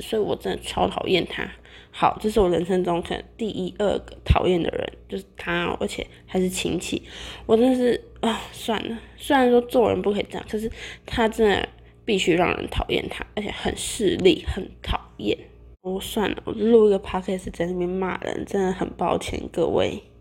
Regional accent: Taiwan; 我们台湾人

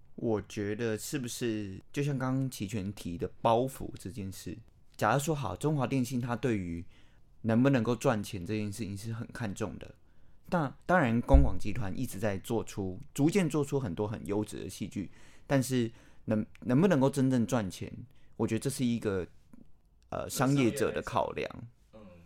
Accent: Taiwan; 我觉得身为台湾人

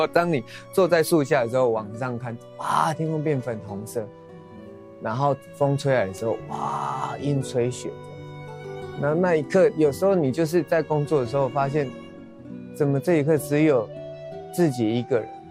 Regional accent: Changhua County, Taiwan; 我们彰化都讲台语嘛，嗯、那其实我真正的母语是英文。

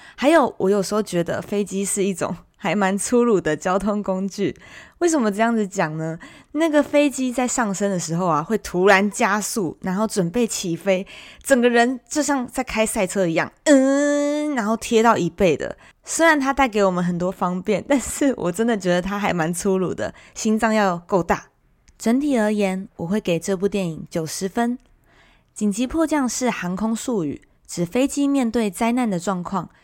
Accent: Taiwan; 同样身为台湾人

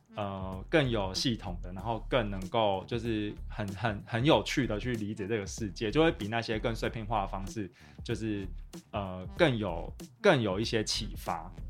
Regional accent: Taichung, Taiwan; 我就是台中人嘛

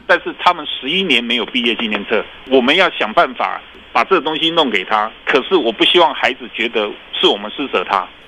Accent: Taiwan; 以前我们台湾人对社服这个东西还是一个蛮，蛮粗浅的一些理解

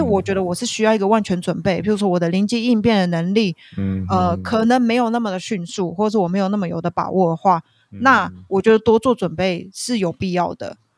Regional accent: Taiwan; 我们两个都来自台湾

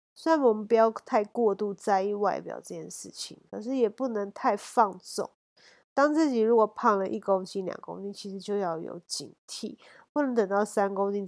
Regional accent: Taiwan; born there; 那我觉得我们生在台湾是真的太幸福，随时都有好吃的东西，然后好吃美味各国食物到处都是。

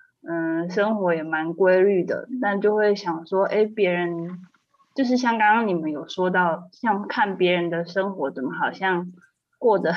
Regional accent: Kaohsiung, Taiwan; 我是高雄人。

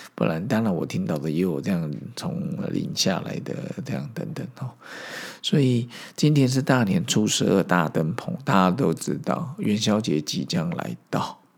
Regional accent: Zhongli, Taoyuan, Taiwan; 我在十岁以前是在中立私校长大，那边是三合院

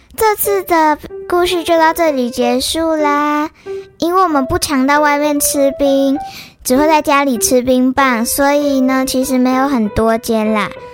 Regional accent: Taichung, Taiwan; 因为我是台中人，我常常吃的是台中的冰，不会跑太远去吃冰

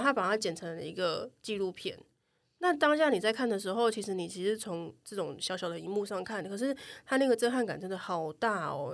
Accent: Taichung, Taiwan; now in Taipei, Taiwan; 我不是台北人，我是台中人

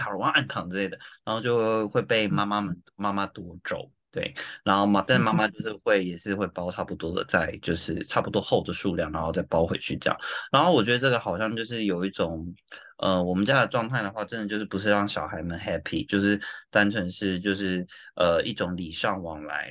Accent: Taiwan; now in Tokyo, Japan; 我也是台湾人啊

